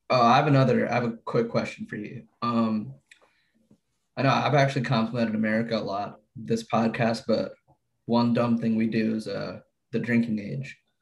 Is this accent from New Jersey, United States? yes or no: yes; New Jersey, United States; we're from Jersey